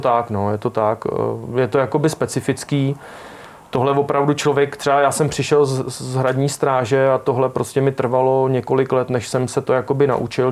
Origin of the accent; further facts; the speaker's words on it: Czechia; also born or lived in Prague; pak nějak jsem vyrůstal na vesnici, když jsem se narodil v Praze